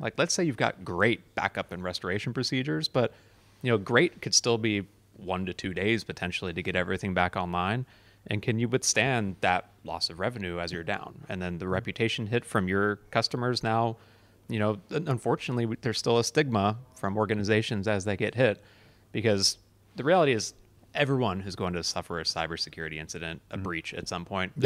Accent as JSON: {"language": "English", "country": "United States", "said": "So I'm obviously American"}